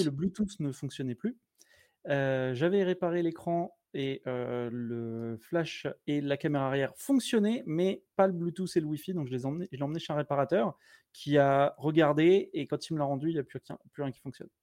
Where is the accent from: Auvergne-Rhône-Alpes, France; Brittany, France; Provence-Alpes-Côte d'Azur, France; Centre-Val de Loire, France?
Centre-Val de Loire, France; Blois; moved away as an adult; also born or lived in Montauban / Toulouse; now in Ireland; Je suis né à Montauban, mais j'ai vécu à Blois parce que mes parents sont profs.